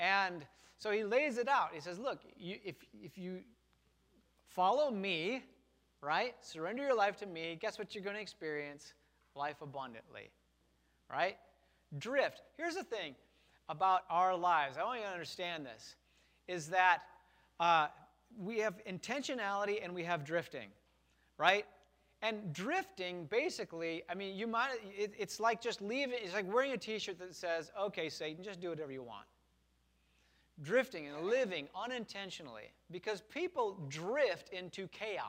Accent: Wisconsin, United States; I grew up in Wisconsin in a factory town. We had American Motors, which became Chrysler

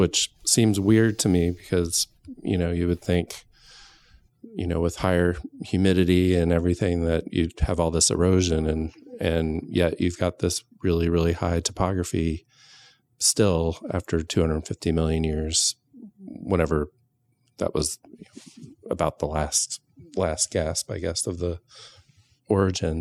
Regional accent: North Carolina, United States; moved away; I grew up in North Carolina

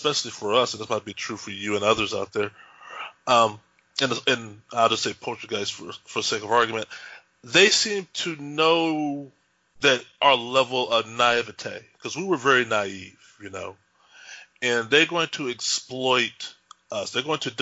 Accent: Texas, United States; moved away; also born or lived in Bothell, Washington; We were raised devout Christians in Texas.

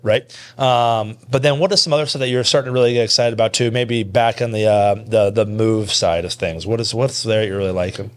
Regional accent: Kearney, Nebraska, United States; I'm from Kearney.

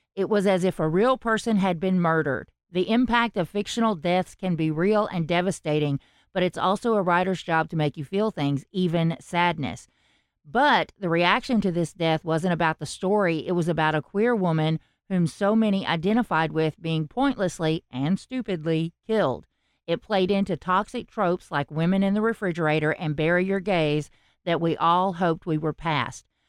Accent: the South, United States; accent: southern; I have a southern accent

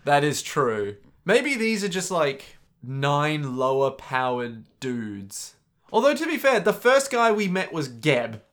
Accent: Australia; also born or lived in United States; an Australian

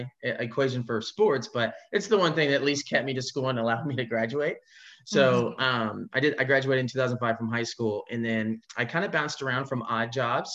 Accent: Fort Worth, Texas, United States; moved away as an adult; now in Orlando, United States; I was born and raised in Fort Worth, Texas, and I spent 20 years there

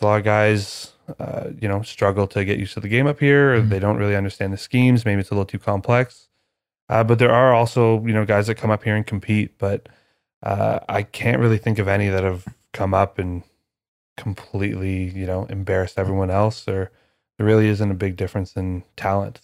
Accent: Canada; I'm Canadian

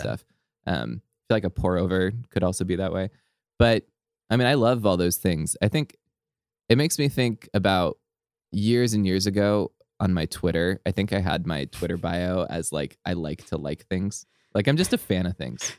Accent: Southern California, United States; growing up in SoCal

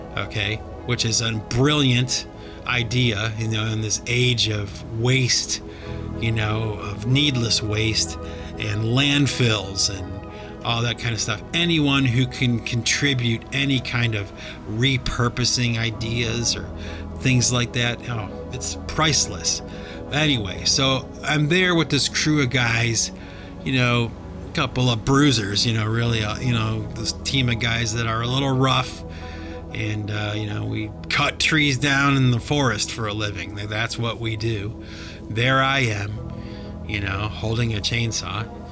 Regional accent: Cleveland, Ohio, United States; I grew up in Cleveland, Ohio

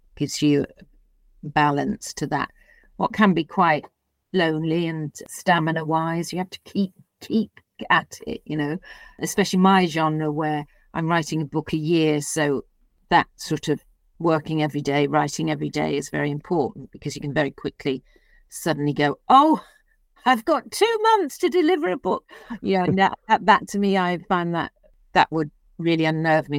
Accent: Liverpool, North West England, United Kingdom; moved away; I was born and brought up in Liverpool

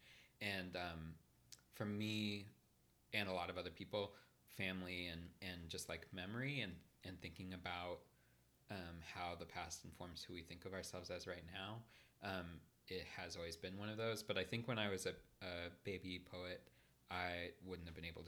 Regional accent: Midwest, United States; moved away; being a Midwesterner and like a rural Midwesterner

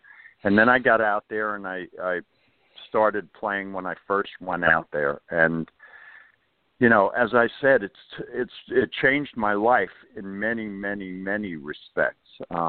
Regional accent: Long Island, New York, United States; I grew up mostly on Long Island

